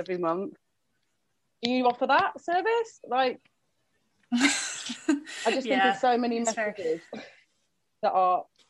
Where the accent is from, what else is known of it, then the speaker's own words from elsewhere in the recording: United Kingdom; now in Brighton, United Kingdom; because I'm British